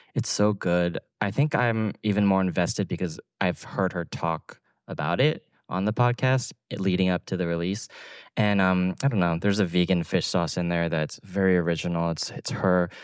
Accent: Atlanta, Georgia, United States; moved away; a kid growing up in Atlanta

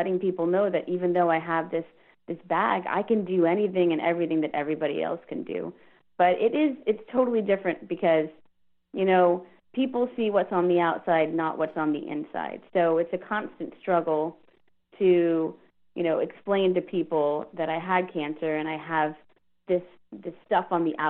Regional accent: Houston, Texas, United States; also born or lived in Virginia; and so I was in Virginia, and I'm from Houston, and so I'm like, what can I do with my degree for the time being until I find another job?

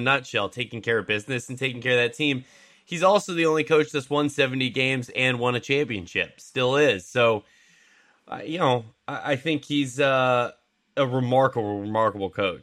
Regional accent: Seattle, Washington, United States; I grew up in Seattle

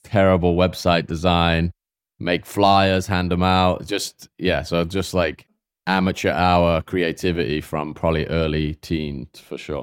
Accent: Swindon, South West England, United Kingdom; moved away as an adult; also born or lived in New York; now in United States; I grew up in, like, s, a small town outside of, I guess it would be called a village, outside of Swindon with ten thousand people

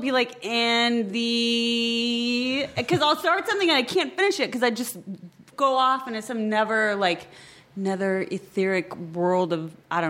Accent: Midwest, United States; I didn't grow up in Los Angeles. And it's I come from the Midwest

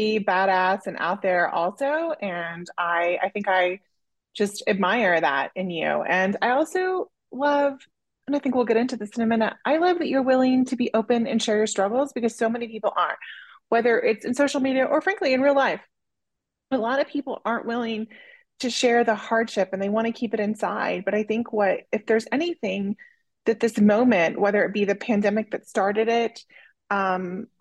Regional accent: Oklahoma, United States; I grew up in Oklahoma, which is pretty conservative.

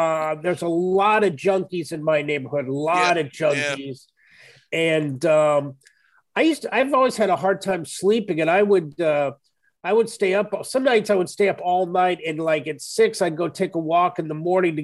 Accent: Kansas, United States; now in New York, United States; I'm originally from Kansas, so I play the Midwest a lot

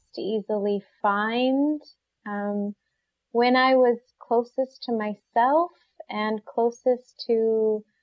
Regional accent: Flint, Michigan, United States; I grew up in Flint, Michigan.

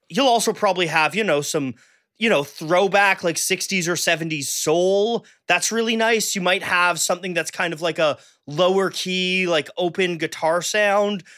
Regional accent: Canada; I'm Canadian

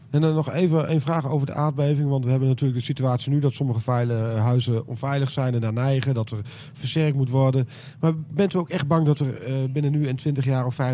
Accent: Bedum, Groningen, Netherlands; Ik kom uit Bedum, daar heb ik er een keer eentje gevoerd.

